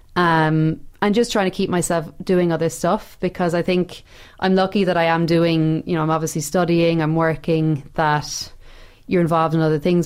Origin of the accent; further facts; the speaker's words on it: Ireland; moved away; being Irish over there